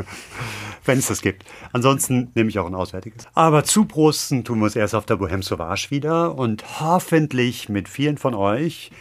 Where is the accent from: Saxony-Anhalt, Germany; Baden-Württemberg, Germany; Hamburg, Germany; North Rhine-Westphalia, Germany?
Hamburg, Germany; meine Heimatstadt